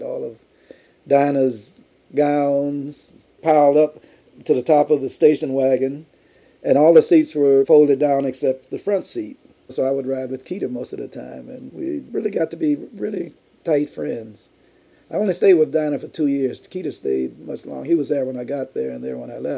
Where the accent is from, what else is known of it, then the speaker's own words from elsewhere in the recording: Chicago, Illinois, United States; born in Chicago, where I got my early training